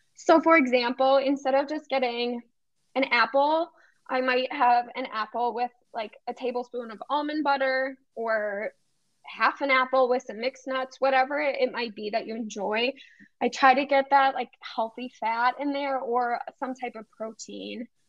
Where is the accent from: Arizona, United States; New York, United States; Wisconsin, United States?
Wisconsin, United States; Cedarburg; moved away as an adult; also born or lived in St. Louis, Missouri; I grew up in Cedarburg outside of Milwaukee um, and then moved to St. Louis for six years